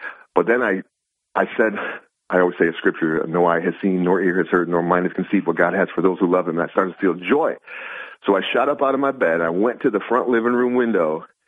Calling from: Binghamton, New York, United States; This is … from Binghamton.

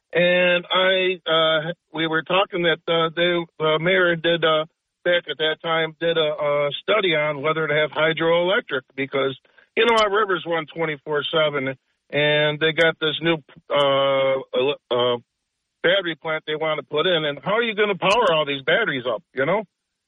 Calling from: Binghamton, New York, United States; … from Binghamton.

